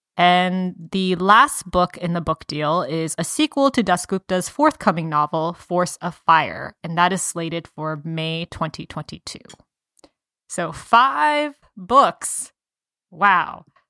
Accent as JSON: {"language": "English", "town": "Atlanta", "region": "Georgia", "country": "United States", "tie": "born or raised there", "moved": "yes", "said": "I went to middle school and high school in in the metro Atlanta area"}